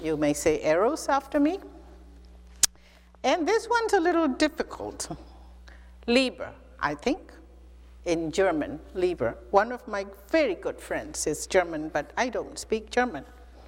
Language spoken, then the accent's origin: English; Mizoram, India; first language Mizo; English is a second language; It is love in my mother tongue called Mizo.